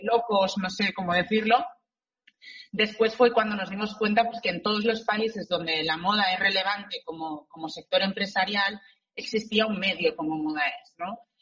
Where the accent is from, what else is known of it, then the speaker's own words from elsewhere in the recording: Barcelona, Catalonia, Spain; yo soy de Barcelona y estaba aquí en la delegación de Barcelona